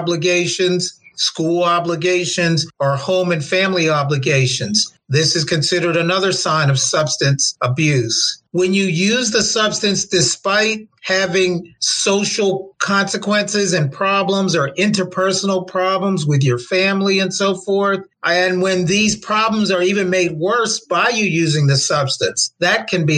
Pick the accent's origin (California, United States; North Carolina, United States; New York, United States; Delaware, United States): Delaware, United States; Milford; moved away; also born or lived in Baltimore, Maryland; I'm from Milford, Delaware